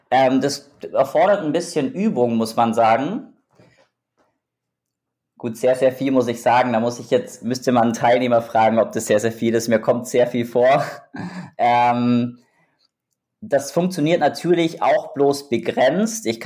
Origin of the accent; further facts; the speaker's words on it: Augsburg, Bavaria, Germany; born there; moved away as an adult; tatsächlich, also ich bin in Augsburg geboren, beziehungsweise im Augsburg-Umland.